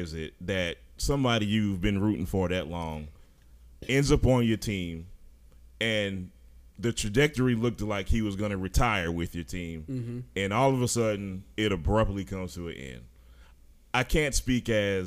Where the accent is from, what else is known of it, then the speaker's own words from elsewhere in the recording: Hartford, Connecticut, United States; I was born in Hartford, Connecticut